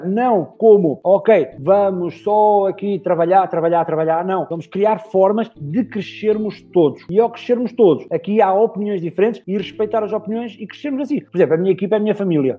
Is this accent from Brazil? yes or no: no; the North, Norte, Portugal; eu sou do Norte